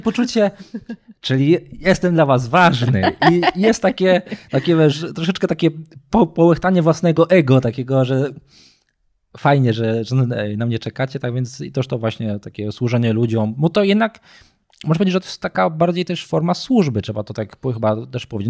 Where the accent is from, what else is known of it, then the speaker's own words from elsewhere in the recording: Nowy Sącz, Lesser Poland, Poland; pochodzę z Nowego Sącza, tak. jestem e, typowym nowosądeczaniem, urodziłem się w Nowym Sączu